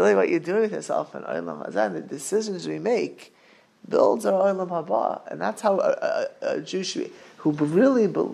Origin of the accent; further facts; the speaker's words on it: Miami Beach, Florida, United States; I grew up not far in Miami Beach from super wealthy people